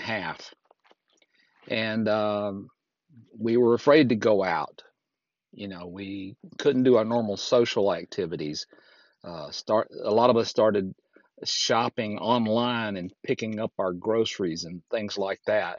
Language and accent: English; Fort Payne, Alabama, United States; recording right here in my hometown of Fort Payne, Alabama, at the foot of Lookout Mountain